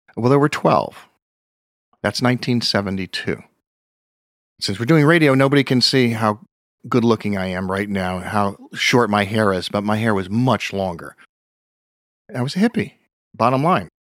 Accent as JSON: {"language": "English", "town": "Pleasantville", "region": "New York", "country": "United States", "tie": "born or raised there", "said": "I grew up in Pleasantville, New York"}